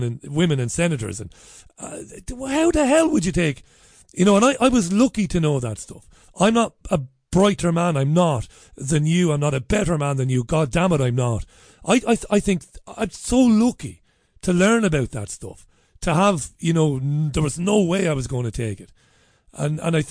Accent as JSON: {"language": "English", "country": "Ireland", "said": "me being an Irish guy"}